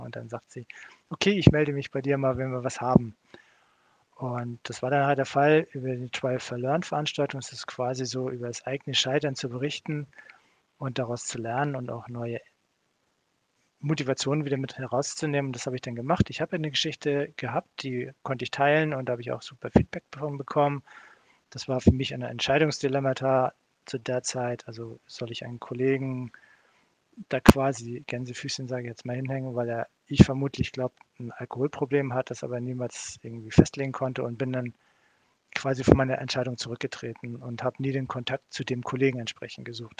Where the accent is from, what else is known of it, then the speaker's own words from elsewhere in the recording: Kiel, Schleswig-Holstein, Germany; moved away as an adult; also born or lived in Switzerland; komme ich eigentlich aus Kiel von der Werft